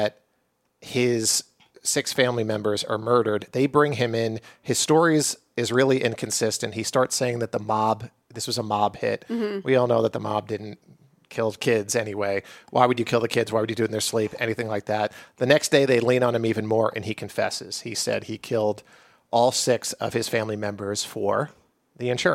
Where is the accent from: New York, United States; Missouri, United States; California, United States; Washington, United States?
New York, United States; Long Island; growing up on Long Island in, you know, the late 80s